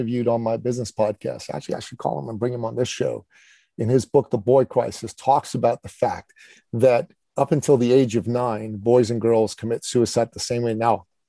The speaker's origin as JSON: {"language": "English", "country": "Canada", "said": "In my home country of Canada, okay, the prime minister decided that men, good men who were opposed to his political view on mandates, were now terrorists"}